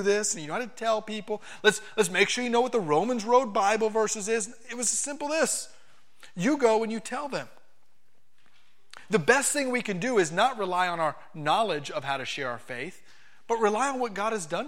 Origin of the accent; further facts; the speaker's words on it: Miami, Florida, United States; moved away; I'm not a farm boy. I'm from Miami, Florida